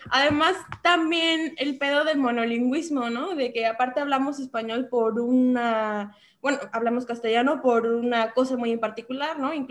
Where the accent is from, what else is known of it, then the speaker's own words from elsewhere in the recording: Mexico; no es lo mismo que yo proteja y, vea por mi pueblo mexicano